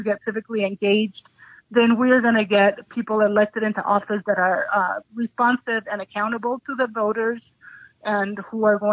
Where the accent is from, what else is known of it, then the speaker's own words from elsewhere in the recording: Ecuador; also born or lived in Santa Fe, New Mexico; now in New Mexico, United States; I grew up in Ecuador.